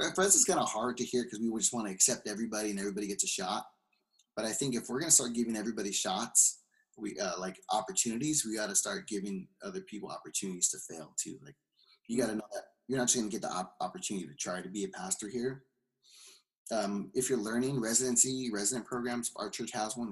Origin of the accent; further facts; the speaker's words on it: California, United States; moved away as an adult; now in Seattle, United States; I'm from California. Yeah. I'm living in Seattle now.